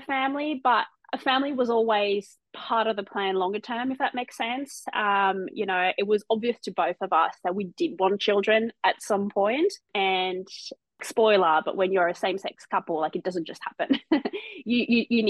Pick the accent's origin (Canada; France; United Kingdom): France; Marseille, Provence-Alpes-Côte d'Azur; moved away as an adult; now in Australia; So I'm originally from France. I was born and raised in Marseille on the south coast.